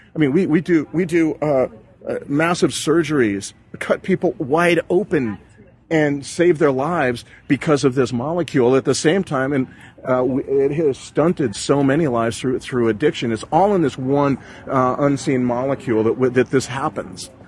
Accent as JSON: {"language": "English", "region": "Southern California", "country": "United States", "tie": "born or raised there", "said": "I grew up in the Southern California"}